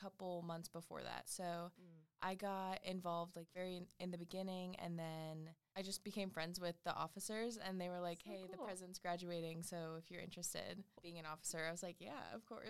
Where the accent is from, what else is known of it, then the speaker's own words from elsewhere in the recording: Wilmington, United States; my hometown right outside of Wilmington.